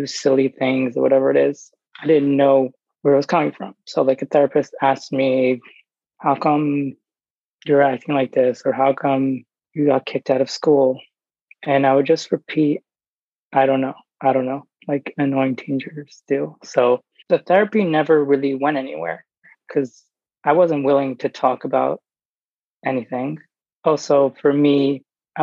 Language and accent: English; New York, United States; I grew up in New York